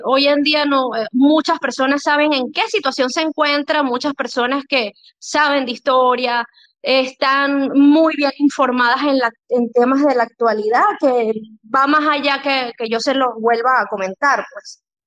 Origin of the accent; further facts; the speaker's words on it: Venezuela; yo soy venezolana, por cierto, yo, mi país eh, natal es Venezuela.